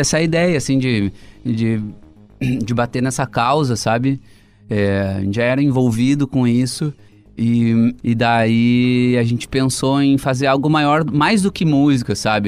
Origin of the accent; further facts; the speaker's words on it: Cruz Alta, Rio Grande do Sul, Brazil; Eu sou de Cruz Alta, que também é tem a coxilha nativista, que eu ia desde criança.